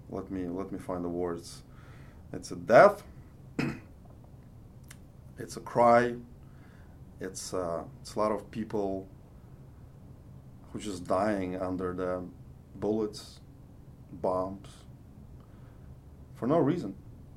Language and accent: English; Lviv, Lviv Oblast, Ukraine; first language Russian; English is a second language; now in Washington, United States; in a military base in Ukraine, city of Lviv, which I were born there. So 99% of my life, I spoke Russian language.